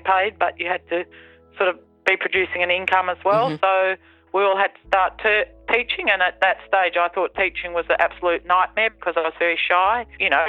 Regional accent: Victoria, Australia; also born or lived in England; I came from England when I was three, and I can remember horses in the racing stables before I actually came to Australia

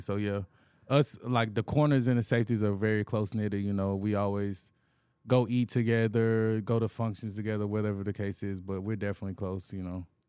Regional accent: Anniston, Alabama, United States; moved away as an adult; now in Houston, United States; I'm from Anniston, Alabama, a smaller city

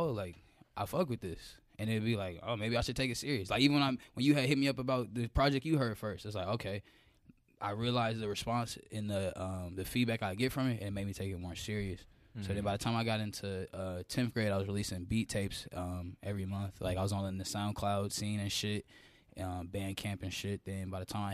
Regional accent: Atlanta, Georgia, United States; also born or lived in West Coast / Norcross, Georgia; I was born, you feel me, on the West Coast, you know. But I've been in East Atlanta since I was 4

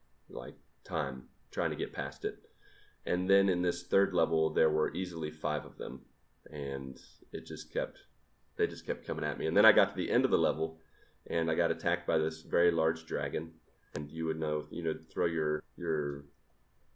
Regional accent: Grafton, West Virginia, United States; moved away; growing up in Grafton, West Virginia

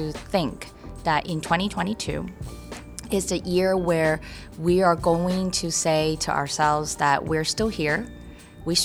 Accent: San Francisco, California, United States; I grew up in Chinatown

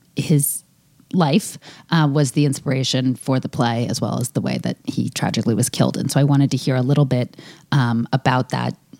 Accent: United States; People in my milieu uh, growing up in America as someone who's you know middle class or above go to college

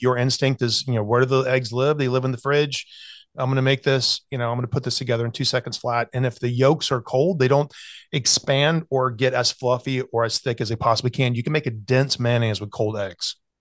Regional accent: Greenville, South Carolina, United States; moved away; growing up in South Carolina

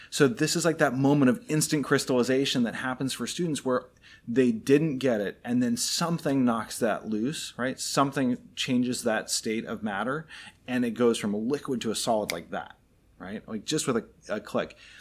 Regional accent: Anchorage, Alaska, United States; now in Florida, United States; I grew up in Anchorage, Alaska. So very much the opposite of where we live now in Florida

